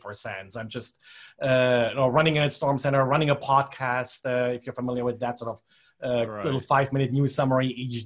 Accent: Germany; moved away as an adult; now in United States; I grew up in Germany originally, came to the United States like 30 years ago or something like that.

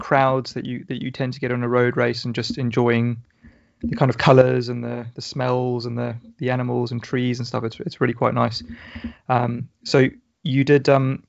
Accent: South Africa; now in Portsmouth, United Kingdom; I grew up in South Africa

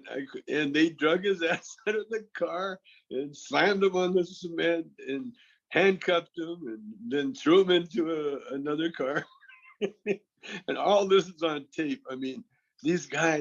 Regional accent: British Columbia, Canada; I'm from British Columbia

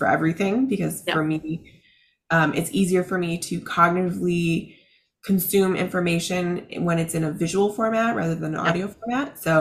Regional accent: Chicago, Illinois, United States; now in Tampa Bay area, United States; I'm originally from Chicago

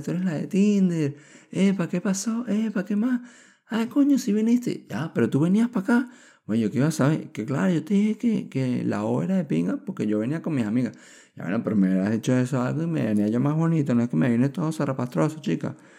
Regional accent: Venezuela; now in Chile; los venezolanos somos

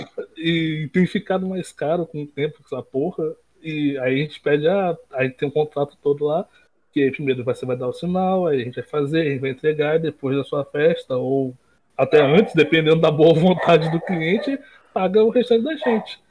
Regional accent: interior of Rio de Janeiro state, Brazil; eu não sou do Rio, Rio Central, capital, é mais do interior

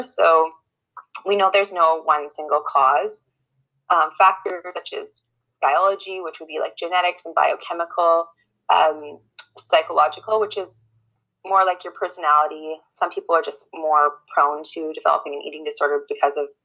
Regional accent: Canada; I'm a white cisgender woman who was born and raised in Treaty 6 territory, and I work providing family-based therapy to youth and families in Saskatoon

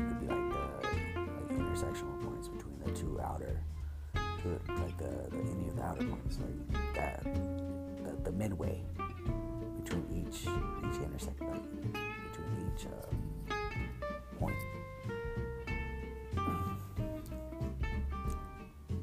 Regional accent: United States; I identify as American because I don't know anything other than that.

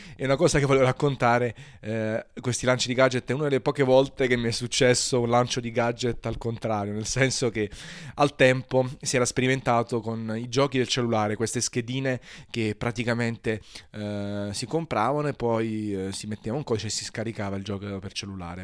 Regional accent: Naples, Campania, Italy; essendo napoletano

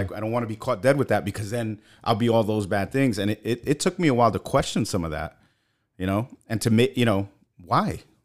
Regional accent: New York City, New York, United States; moved away as an adult; grew up in Brooklyn until I was 24.

